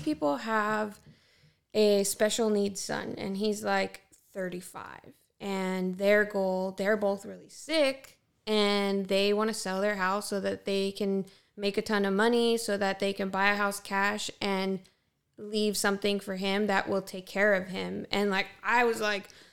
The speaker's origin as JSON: {"language": "English", "town": "Ontario", "region": "California", "country": "United States", "tie": "born or raised there", "said": "I grew up in Ontario as a white girl"}